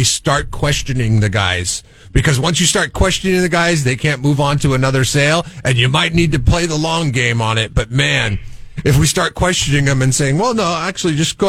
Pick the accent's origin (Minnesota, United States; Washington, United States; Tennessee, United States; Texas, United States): Washington, United States; Seattle; now in Central Coast, California, United States; growing up in Seattle